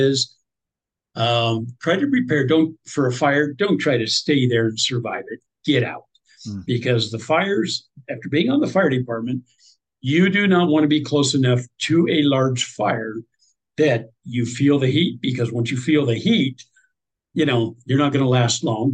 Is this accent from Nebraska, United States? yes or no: yes; Nebraska, United States; I'm from Nebraska